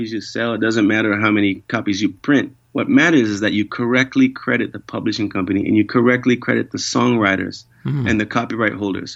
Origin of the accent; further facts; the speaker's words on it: New York, United States; now in Hawaii, United States; I grew up in New York